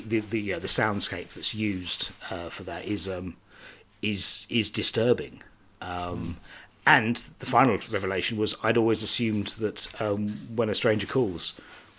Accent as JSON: {"language": "English", "country": "United Kingdom", "said": "I'm British"}